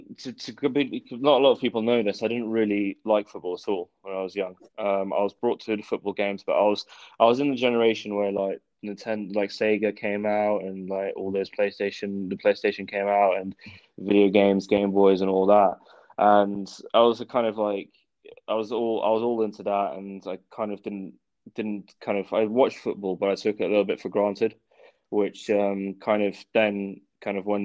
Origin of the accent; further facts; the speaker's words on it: southern England, United Kingdom; accent: southern; also born or lived in Manchester / Altrincham / Liverpool; I'm southern